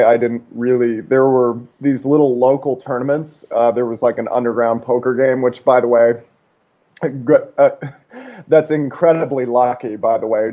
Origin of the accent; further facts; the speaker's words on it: outside of Seattle, Washington, United States; also born or lived in Alaska; I grew up mostly outside of Seattle